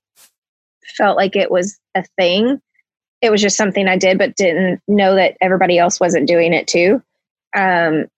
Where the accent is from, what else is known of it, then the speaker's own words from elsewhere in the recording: Dyersburg, Tennessee, United States; also born or lived in Newbern, Tennessee; I'm from Dyersburg, Tennessee